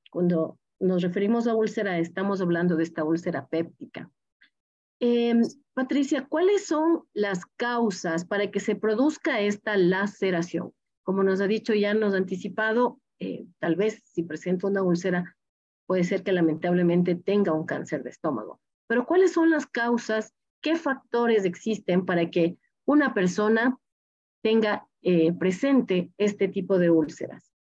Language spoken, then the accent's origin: Spanish; Loja, Ecuador; las personas que venimos de Loja tomamos mucho café